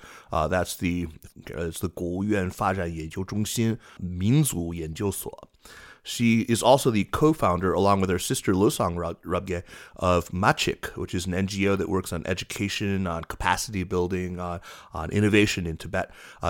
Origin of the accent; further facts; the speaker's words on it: North Carolina, United States; which is in my home state of North Carolina